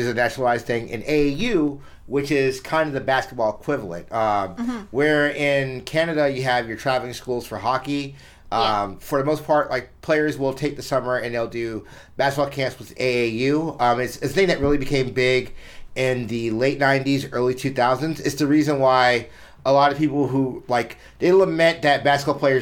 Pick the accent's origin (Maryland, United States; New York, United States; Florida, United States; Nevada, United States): Florida, United States; Jacksonville; also born or lived in Auburn; I'm from Jacksonville and I went to school in Auburn